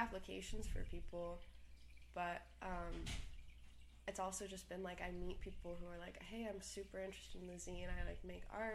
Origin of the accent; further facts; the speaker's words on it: San Francisco, California, United States; now in Los Angeles, United States; So San Francisco is home to me. I grew up in the Haight-Ashbury